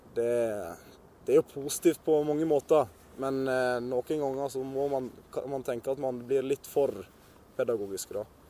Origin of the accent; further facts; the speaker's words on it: Sandane, Vestland, Norway; oppveksten på Sandane den var veldig kjekk